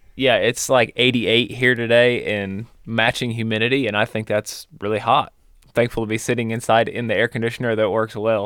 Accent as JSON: {"language": "English", "town": "Spokane", "region": "Missouri", "country": "United States", "tie": "born or raised there", "said": "same town that Ben and I grew up in, Spokane, Missouri"}